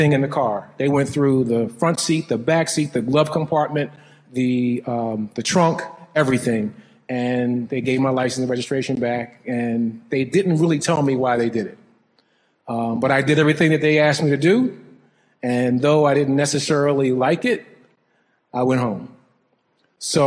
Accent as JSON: {"language": "English", "town": "Philadelphia", "region": "Pennsylvania", "country": "United States", "tie": "born or raised there", "also_born_or_lived": "Washington, D.C.", "moved": "as an adult", "lives_now": "Midwest, United States", "said": "growing up in Philadelphia, being a young Black male"}